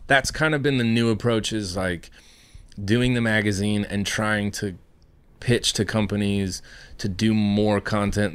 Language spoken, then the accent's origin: English; Iowa, United States; I come from Iowa.